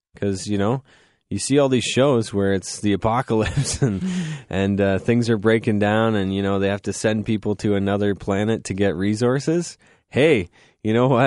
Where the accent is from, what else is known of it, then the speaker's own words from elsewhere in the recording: Goderich, Ontario, Canada; now in London, Canada; I'm from Goddard's